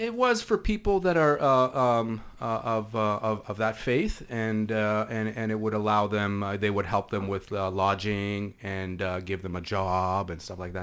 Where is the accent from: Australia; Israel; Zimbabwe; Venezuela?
Israel; near the Lebanese border, Northern District; first language Hebrew; English is a second language; moved away as an adult; also born or lived in Canada; now in Toronto, Canada; where I grew up was right on the Lebanese border, literally three hundred meters from the Lebanese border.